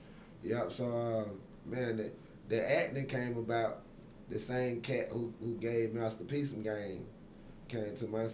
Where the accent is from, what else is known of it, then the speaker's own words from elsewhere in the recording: Atlanta, Georgia, United States; Well, I'm originally from Zone 3.